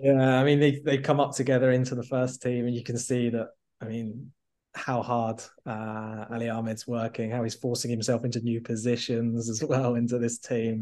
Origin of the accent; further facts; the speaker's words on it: England, United Kingdom; as an Englishman